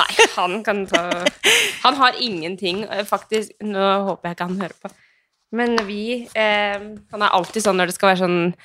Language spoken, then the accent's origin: Norwegian; Skien, Telemark, Norway; now in Oslo, Norway; hjemme i Skien